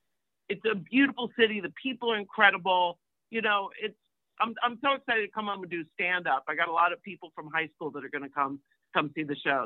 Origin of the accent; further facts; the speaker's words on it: Washington, United States; And I'm like, well, I'm from the Washington area.